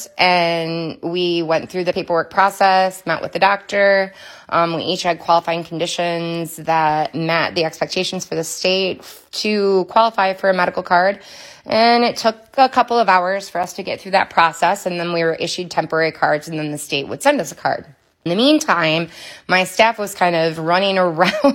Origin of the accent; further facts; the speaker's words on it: Muskegon, Michigan, United States; I am from Muskegon, Michigan, where I've lived for a good majority of my life